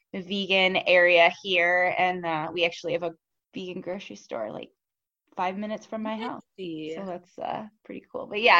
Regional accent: North Carolina, United States; now in Buffalo, United States; My mom was born and raised in Buffalo, but I was born and raised in North Carolina.

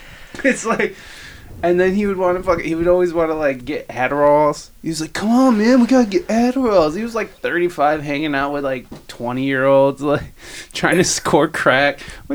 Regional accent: Toledo, Ohio, United States; experiences that you could never, ever, ever even imagine growing up in Toledo.

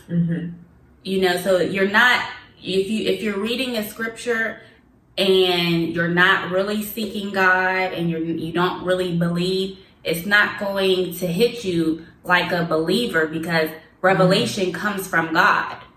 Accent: Pittsburgh, Pennsylvania, United States; Growing up in Pittsburgh, in Pittsburgh

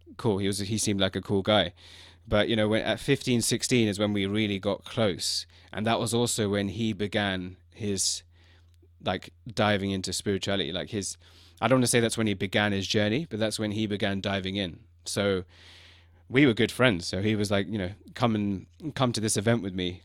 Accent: London, United Kingdom; also born or lived in China; I was born in London. So f, for me, growing up with that, being in London

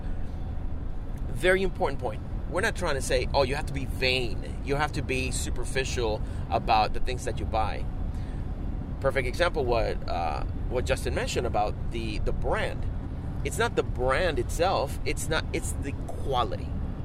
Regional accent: Puerto Rico; we grew up in Puerto Rico

